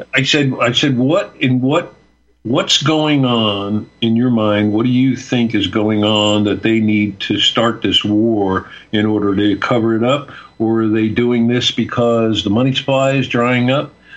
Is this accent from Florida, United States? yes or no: yes; Fort Lauderdale, Florida, United States; also born or lived in Westchester County, New York; I moved to Florida when I was a kid, raised in Fort Lauderdale